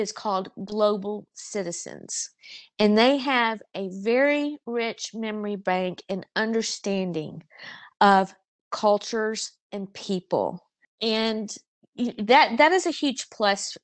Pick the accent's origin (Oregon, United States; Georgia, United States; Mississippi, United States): Mississippi, United States; South; moved away as an adult; I grew up in South Mississippi. I was born and raised in the same town that I, grew up in. I spent the first 18 years of my life in a small rural town